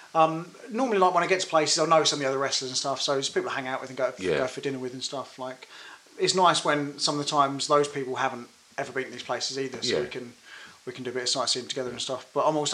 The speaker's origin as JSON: {"language": "English", "town": "Dartford", "region": "South East England", "country": "United Kingdom", "tie": "born or raised there"}